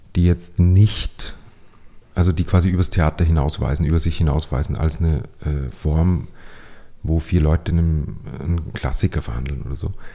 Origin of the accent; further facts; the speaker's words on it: Upper Austria, Austria; accent: Upper Austrian dialect; moved away as an adult; now in Vienna, Austria; als ich dann nach Wien gezogen bin, ich komme aus Oberösterreich